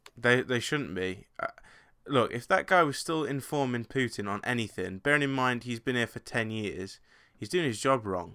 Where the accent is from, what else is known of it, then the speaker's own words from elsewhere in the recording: England, United Kingdom; being English